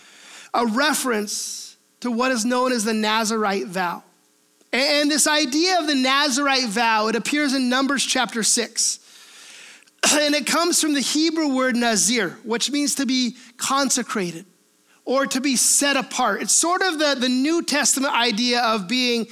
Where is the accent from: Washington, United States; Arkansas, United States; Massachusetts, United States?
Washington, United States; we are Washingtonians, right? Why are we Washingtonians? Because we are from Washington